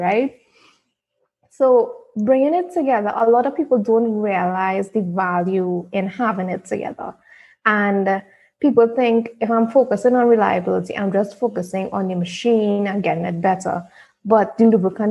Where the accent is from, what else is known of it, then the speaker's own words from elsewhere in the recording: Trinidad & Tobago; I'm from Trinidad